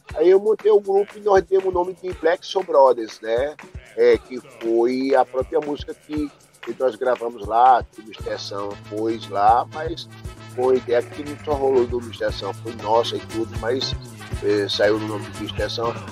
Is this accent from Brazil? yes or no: yes; Triunfo, Brazil; now in São Paulo, Brazil; assumir o nome da minha cidade